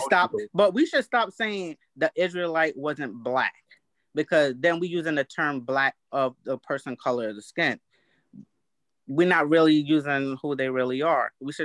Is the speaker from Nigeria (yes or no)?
no; England, United Kingdom; That's like calling me English. I'm English.